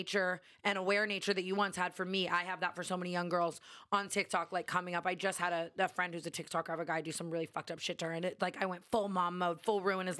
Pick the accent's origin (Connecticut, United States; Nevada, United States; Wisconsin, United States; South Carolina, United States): Nevada, United States; Las Vegas; I grew up in Vegas.